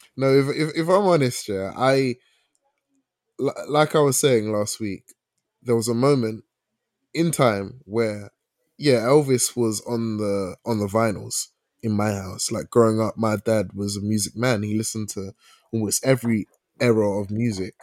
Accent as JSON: {"language": "English", "region": "England", "country": "United Kingdom", "tie": "born or raised there", "said": "I was born here as a Ghanaian"}